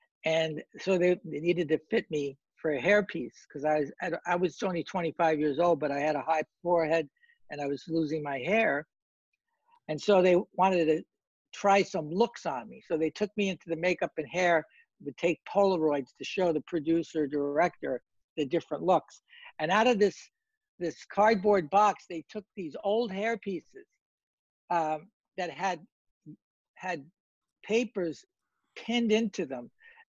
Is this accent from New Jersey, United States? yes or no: yes; Hoboken, New Jersey, United States; my growing up in Hoboken